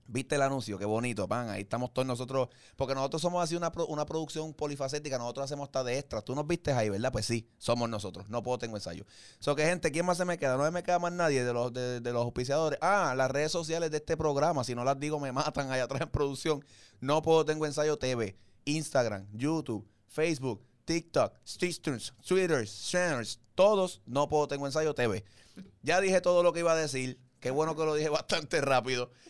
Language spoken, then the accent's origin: Spanish; Caguas, Puerto Rico; yo soy de Cagua, tengo que decir que es Cagua